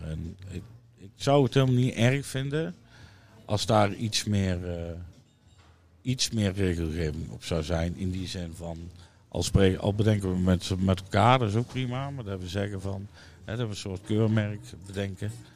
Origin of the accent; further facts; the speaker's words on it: Netherlands; een stukje identiteit is van wie wij zijn als Nederlanders